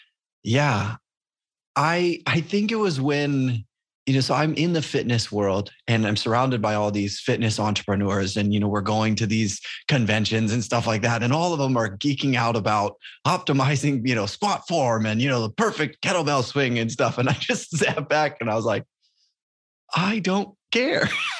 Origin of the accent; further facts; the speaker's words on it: Papua New Guinea; moved away as an adult; also born or lived in Indiana, United States; now in United States; So I grew up in Papua New Guinea, born there my whole life, grew up until I came back to university and went to college in Indiana.